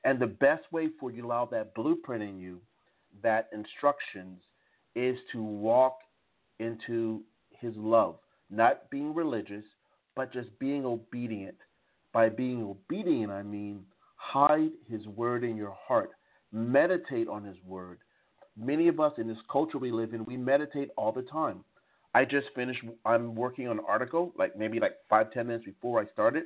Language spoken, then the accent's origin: English; Jersey Shore, New Jersey, United States; moved away; also born or lived in Strasbourg, France; I'm originally from the Jersey Shore, but the seed that I come from is from the south of the United States